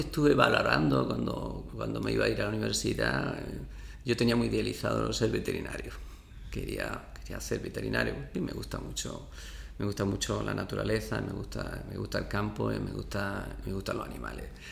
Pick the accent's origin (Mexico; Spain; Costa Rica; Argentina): Spain; Abrucena, Andalusia; moved away as an adult; also born or lived in Seville; yo soy de Abrucena